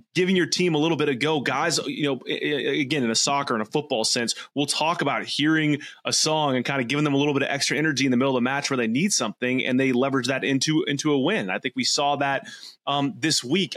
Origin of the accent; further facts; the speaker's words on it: United States; as an American